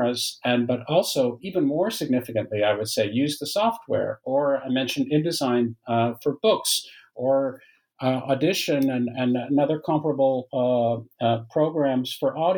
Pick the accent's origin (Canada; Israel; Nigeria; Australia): Canada; moved away as an adult; also born or lived in Waterloo, Ontario, Canada; now in France; I'm Canadian by origin, although I live in France now, but I've lived for many years in Canada